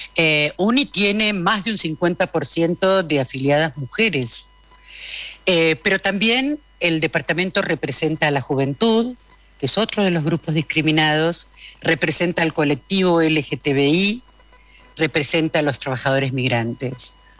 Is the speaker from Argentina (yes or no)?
yes; Argentina; yo soy argentina